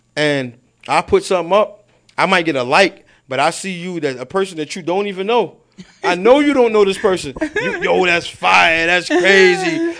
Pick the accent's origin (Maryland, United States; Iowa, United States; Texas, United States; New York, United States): New York, United States; New York City; I'm from Baisley. Well, I'm from both sides